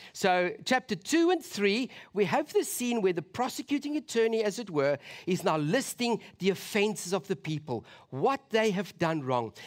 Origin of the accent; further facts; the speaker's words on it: South Africa; as a South African